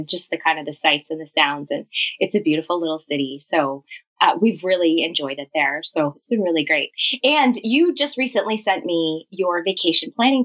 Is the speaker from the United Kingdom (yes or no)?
no; Canada; I'm Canadian. I live in a city just outside of Toronto called Lundy